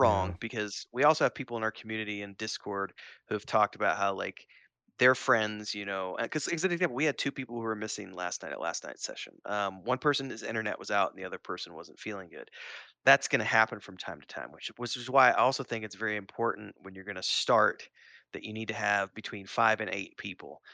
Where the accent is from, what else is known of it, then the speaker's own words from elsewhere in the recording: Springfield, Missouri, United States; I grew up in Springfield, Missouri